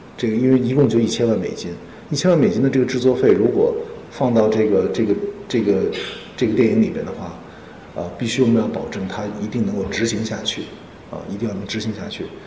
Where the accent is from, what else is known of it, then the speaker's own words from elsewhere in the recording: Xinjiang, China; 因为我生在，生在西北吧，生在新疆